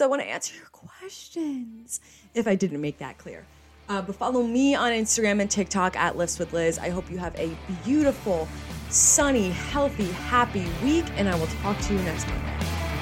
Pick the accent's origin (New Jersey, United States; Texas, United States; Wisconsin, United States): New Jersey, United States; I'm from New Jersey and an hour away yeah. from New York City